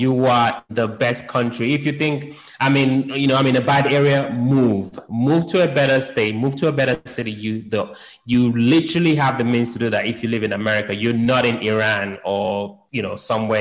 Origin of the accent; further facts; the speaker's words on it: London, United Kingdom; moved away; I grew up in London